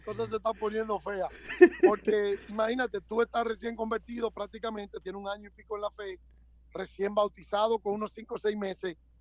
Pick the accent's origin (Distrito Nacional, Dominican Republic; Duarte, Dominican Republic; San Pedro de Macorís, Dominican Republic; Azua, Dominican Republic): Distrito Nacional, Dominican Republic; Santo Domingo; also born or lived in Cibao; yo soy nacido en República Dominicana, en la ciudad de Santo Domingo, en un pueblo del Cibao, pero realmente me crié en la capital, en Santo Domingo